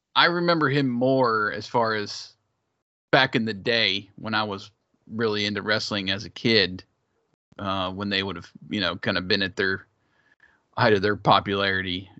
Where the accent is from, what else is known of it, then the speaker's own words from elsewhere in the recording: Big Ten country, Midwest, United States; I grew up in Big Ten country